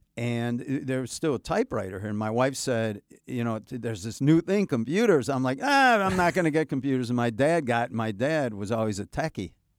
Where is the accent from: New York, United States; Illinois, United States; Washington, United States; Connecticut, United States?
Illinois, United States; Chicago; And I come from Chicago.